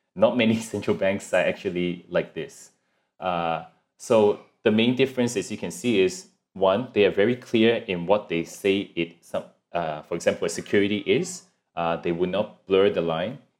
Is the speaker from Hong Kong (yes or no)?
yes; Hong Kong; now in Singapore; I'm originally from Hong Kong and then, uh, 'cause my family's here in Singapore, so we moved over here